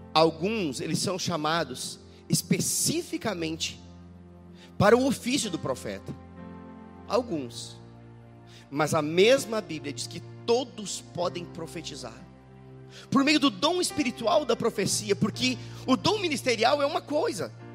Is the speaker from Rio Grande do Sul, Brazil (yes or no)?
yes; Rio Grande do Sul, Brazil; moved away as an adult; also born or lived in Belo Horizonte; Eu moro no Rio Grande do Sul. Na verdade, eu sou gaúcho, mas morei em Belo Horizonte por muito tempo